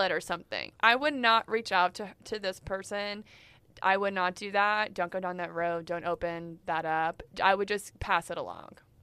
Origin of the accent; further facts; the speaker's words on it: Texas, United States; in Texas, we do have legit rodeos.